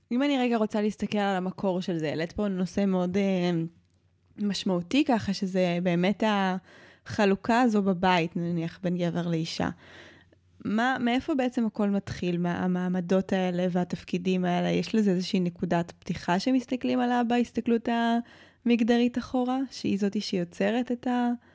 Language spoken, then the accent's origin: Hebrew; Modi'in, Central District, Israel; גדלתי בעיר פשע, גדלתי במודיעין